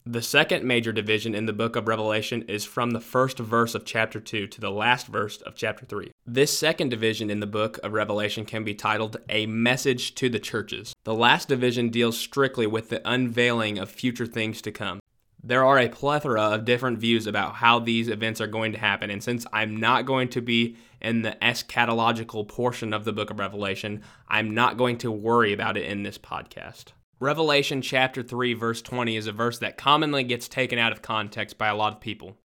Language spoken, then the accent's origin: English; Southwest Missouri, United States; now in Louisiana, United States; I am originally from Southwest Missouri.